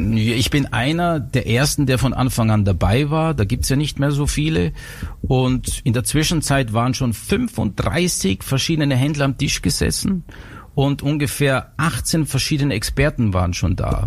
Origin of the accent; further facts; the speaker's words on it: Styria, Austria; also born or lived in Innsbruck; bei uns in der Steiermark, da wo ich aufgewachsen bin